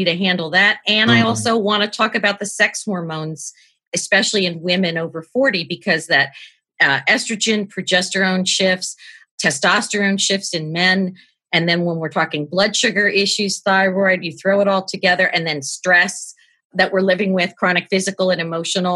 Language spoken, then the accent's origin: English; New York, United States; I'm from New York